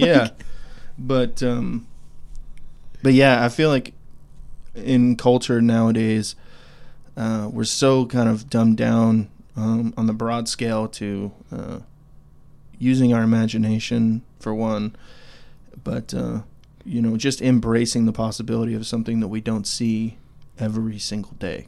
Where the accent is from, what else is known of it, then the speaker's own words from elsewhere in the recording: Idaho, United States; now in Clarksville, United States; we live here in Tennessee, Clarksville, Tennessee. Um, but we're both from Idaho.